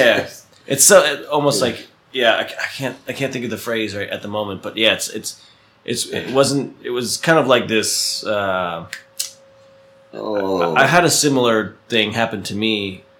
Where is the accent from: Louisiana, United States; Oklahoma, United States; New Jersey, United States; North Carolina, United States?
New Jersey, United States; It turns out that an apartment I used to rent in New Jersey, in my hometown, he was my landlord.